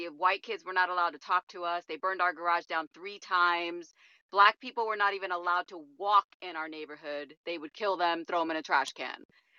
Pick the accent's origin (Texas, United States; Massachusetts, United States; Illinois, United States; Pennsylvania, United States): Illinois, United States; Chicago; But I just want to kind of share my story because I am born and raised in Chicago, in the city of Chicago.